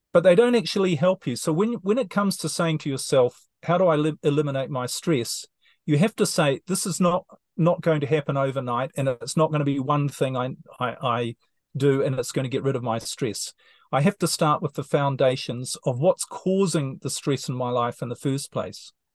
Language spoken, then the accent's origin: English; New Zealand; moved away as an adult; New Zealand, my home country